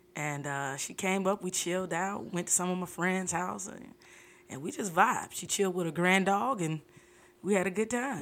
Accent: Fort Lauderdale, Florida, United States; I'm from Fort Lauderdale

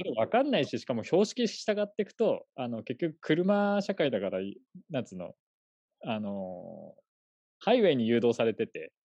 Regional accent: Fukushima, Japan; moved away; also born or lived in Tokyo; 福島は、えー、と一応僕がですね、生まれたところが、まあ、この辺りだったっていうところですね。なんで、まあ、U、ともともと東京にもいたので、まあ、U ターンって形

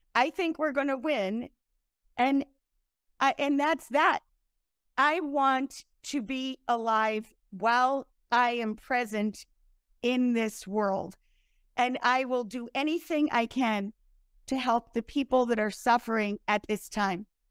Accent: United States; first language English; also born or lived in upstate New York / Italy; I was born in America, not Ukraine

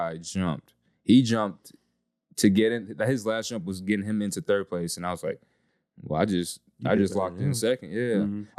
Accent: Fort Lauderdale, Florida, United States; I was born in Fort Lauderdale, Florida

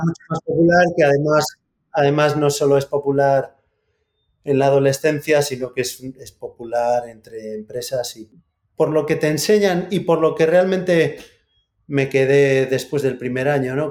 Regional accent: Santiago de Compostela, Galicia, Spain; Yo soy de Santiago

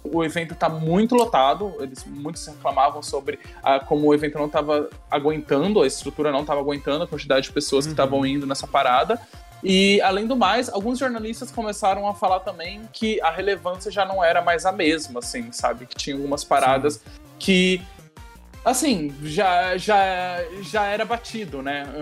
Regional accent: Brazil; a gente é brasileiro

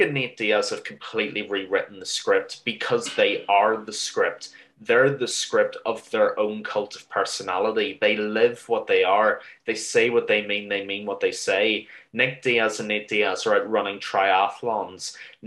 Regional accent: Ireland; as an Irish mixed martial arts fan

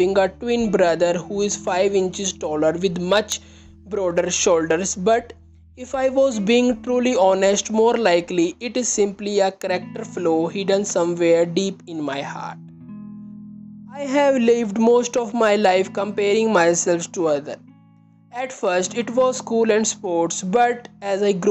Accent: India; I am from India

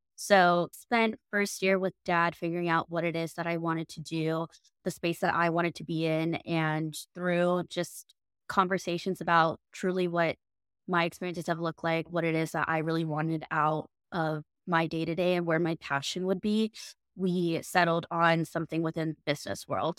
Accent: United States; moved away as an adult; also born or lived in Florida, United States / Los Angeles, California, United States; now in New York City, United States; We grew up in Florida and Los Angeles

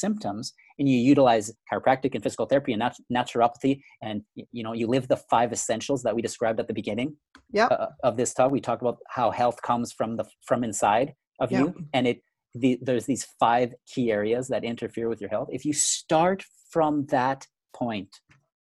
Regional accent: Canada; now in Grand Rapids, United States; I'm originally Canadian, for all those who are listening and wondering where I'm from. Grew up in Canada, but I now live in the US

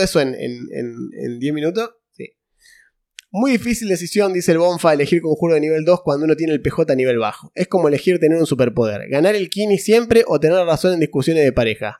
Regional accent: Santa Fe, Argentina; hay gente que pensaba que éramos de capital nosotros eh, y somos de Santa Fe

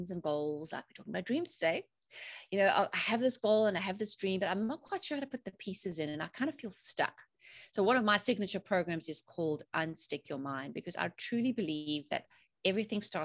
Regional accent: South Africa; moved away as an adult; also born or lived in England; now in North Carolina, United States; I'm originally from South Africa, but I've been living in the USA in North Carolina for 15 years now.

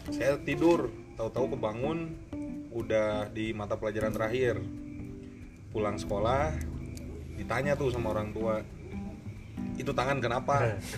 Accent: Cimahi, West Java, Indonesia; kebetulan kita orang Cimahi ya, guys.

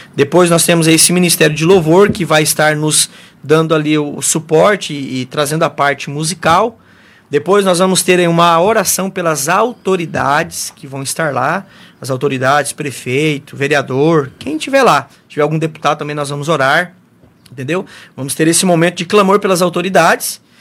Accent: Mundo Novo, Brazil; eu nasci, me criei, estou aqui em Mundo Novo até hoje

